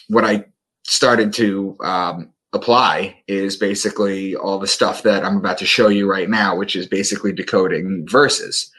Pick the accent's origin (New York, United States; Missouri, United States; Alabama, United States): New York, United States; Long Island; moved away as an adult; also born or lived in Boston; I am from Long Island, where I live again now with my wife and our lovely home